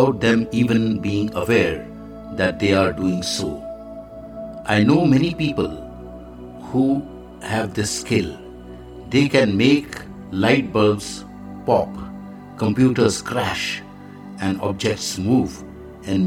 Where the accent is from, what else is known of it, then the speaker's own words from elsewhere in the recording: India; I am the Indian monk